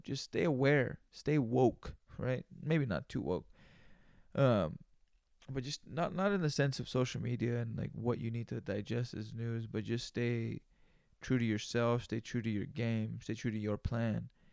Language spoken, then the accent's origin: English; Greenfield, California, United States; moved away; I'm from Greenfield, California, you know, and that's where I grew up